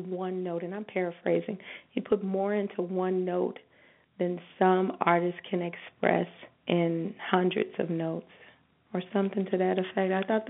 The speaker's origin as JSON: {"language": "English", "town": "Chicago", "region": "Illinois", "country": "United States", "lives_now": "Las Vegas, United States", "said": "Really, as a Chicagoan, you listen to gospel and blues all the time."}